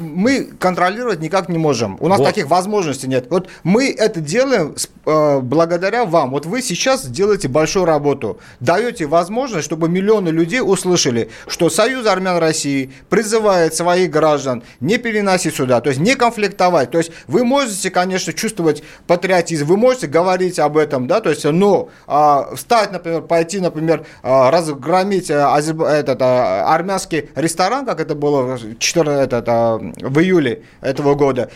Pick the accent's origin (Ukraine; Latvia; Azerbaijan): Azerbaijan; Baku; now in Russia; Я вот сам родом из Баку, армянин